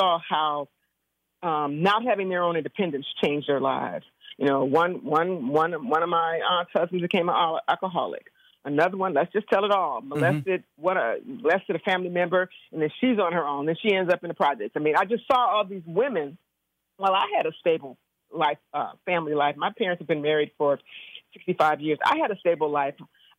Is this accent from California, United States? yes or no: yes; Compton, California, United States; And I grew up in Compton. I'm a product of the Compton school system.